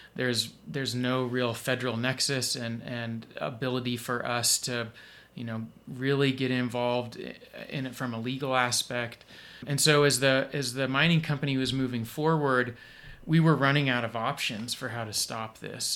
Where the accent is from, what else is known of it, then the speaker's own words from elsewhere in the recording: Idaho, United States; also born or lived in Utah; I grew up mostly in Idaho and Utah